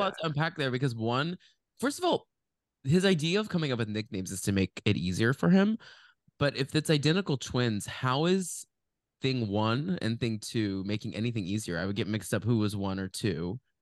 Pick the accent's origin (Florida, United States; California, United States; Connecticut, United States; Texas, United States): Texas, United States; Dallas; we grew up in Dallas